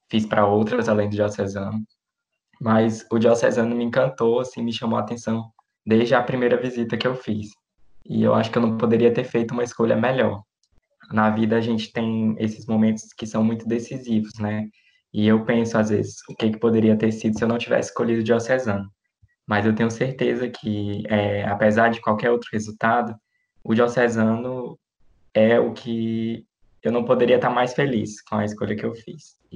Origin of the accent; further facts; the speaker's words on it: Minas Gerais, Brazil; born there; also born or lived in Brasília; now in Piauí, Brazil; Eu nasci lá em Minas Gerais, estudei em escola é, católica também